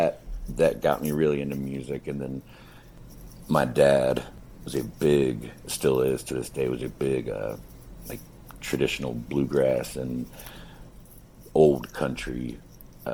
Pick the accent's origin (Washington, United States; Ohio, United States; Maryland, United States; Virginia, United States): Ohio, United States; Cincinnati; I was born here in Cincinnati in 1979, and I've spent little time elsewhere, really, except time spent like on the road traveling.